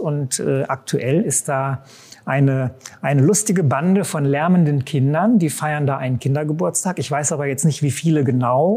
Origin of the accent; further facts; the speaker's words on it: Bielefeld, North Rhine-Westphalia, Germany; Bielefeld-Gefühl, das ist meine Heimatstadt. Ich bin hier geboren und aufgewachsen